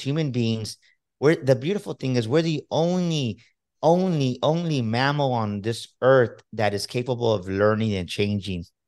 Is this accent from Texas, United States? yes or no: yes; Texas, United States; I'm from Texas